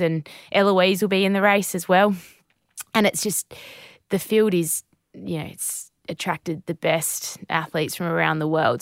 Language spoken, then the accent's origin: English; Naracoorte, South Australia, Australia; Narracourt, uh, Narracourt. That's my hometown